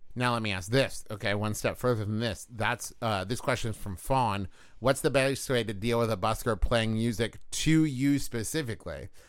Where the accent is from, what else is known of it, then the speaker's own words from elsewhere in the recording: West Virginia, United States; my home state